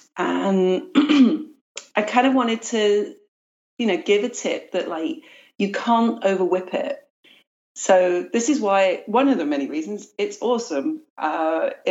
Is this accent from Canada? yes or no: no; London, United Kingdom; now in United States; I was raised in London